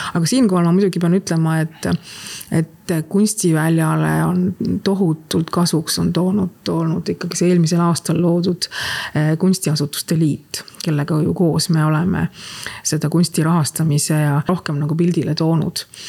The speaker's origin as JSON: {"language": "Estonian", "town": "Tallinn", "region": "Harju County", "country": "Estonia", "tie": "born or raised there", "said": "meie kasvasime seal Tehnikaüli pikkades koridorides joostes"}